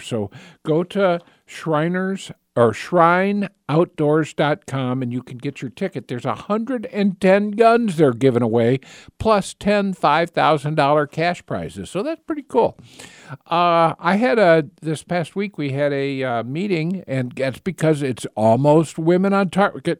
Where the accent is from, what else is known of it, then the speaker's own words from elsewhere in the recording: north central Indiana, United States; moved away as an adult; now in Michigan, United States; I was in north central Indiana